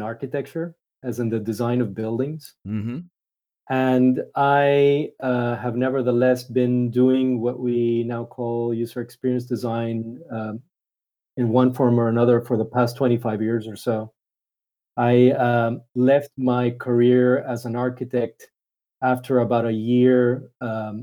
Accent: Panama; I'm originally from Panama in Central America

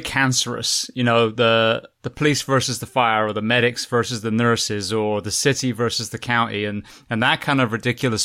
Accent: England, United Kingdom; moved away as an adult; also born or lived in California / Florida; now in United States; I was raised in England and I worked in California and Florida

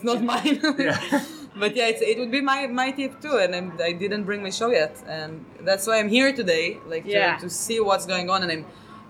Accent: Israel; accent: Israeli; I don't think my accent is a good Israeli accent either.

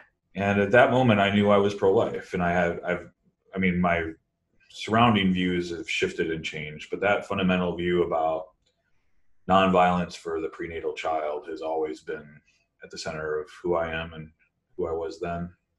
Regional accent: Kenosha, Wisconsin, United States; I grew up cradle Catholic in the Midwest in the United States and just about an hour north of Chicago in a little town called Kenosha, Wisconsin. Was raised by two very Catholic parents.

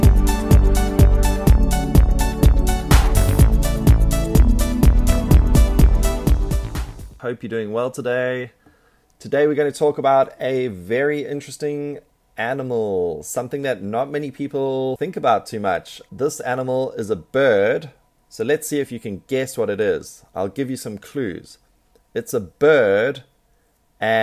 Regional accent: South Africa; I'm from South Africa, and so there's lots of ostriches in South Africa

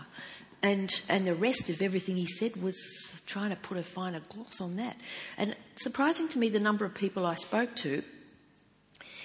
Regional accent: Geelong, Victoria, Australia; I was born and raised in Geelong

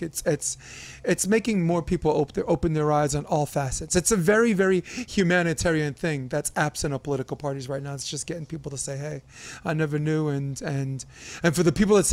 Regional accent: New York City, New York, United States; I'm a kid from Brooklyn, from Flatbush

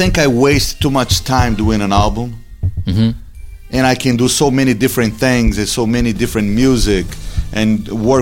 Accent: Brazil; I was born in Brazil.

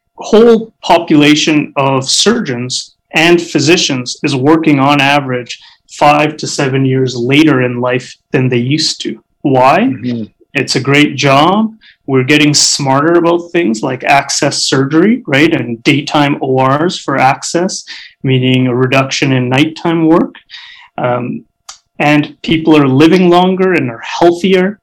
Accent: Canada; also born or lived in Alberta; as a Canadian society

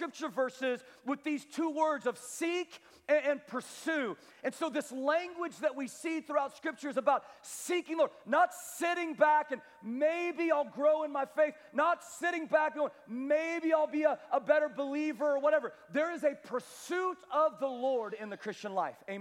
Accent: Kansas, United States; I was from Kansas

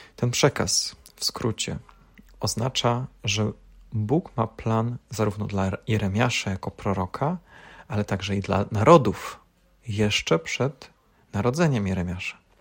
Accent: Poland; urodziliśmy się w Polsce, w tym kraju

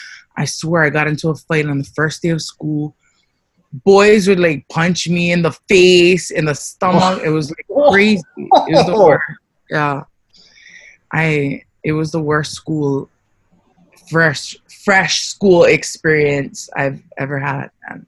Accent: Louisiana, United States; born there; I was born in Louisiana. My father's from Samoa. He met my mother here on Oahu. And my mother is from Waimanalo.

